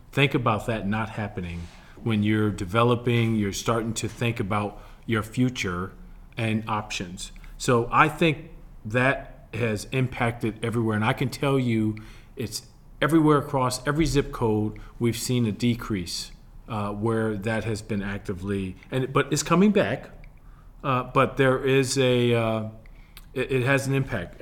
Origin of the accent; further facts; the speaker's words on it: Milwaukee, Wisconsin, United States; moved away; as a kid growing up in Milwaukee, Wisconsin